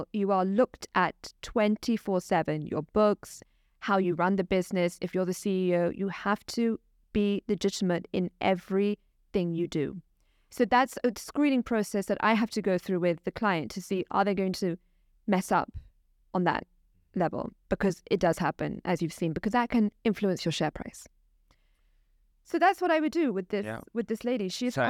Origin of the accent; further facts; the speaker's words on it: Pakistan; I'm Pakistani myself, so I can spot a corrupt personality quite easily, I would say.